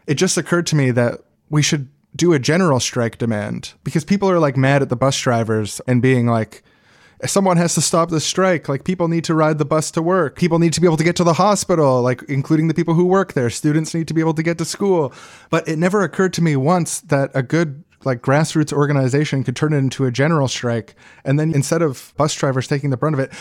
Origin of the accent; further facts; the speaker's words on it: Winnipeg, Manitoba, Canada; I grew up in Winnipeg, and mosquitoes are a major problem there